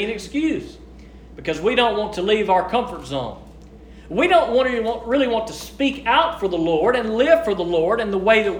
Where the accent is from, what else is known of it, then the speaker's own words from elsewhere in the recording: United States; we are born and raised in the United States of America